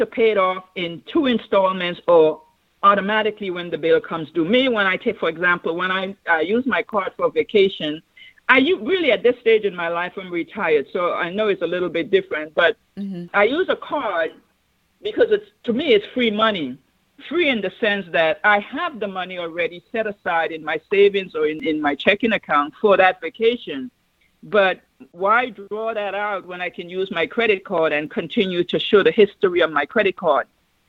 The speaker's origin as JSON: {"language": "English", "country": "U.S. Virgin Islands", "tie": "born or raised there", "said": "I have also traveled to my hometown in the Virgin Islands and was a guest speaker at the commencement."}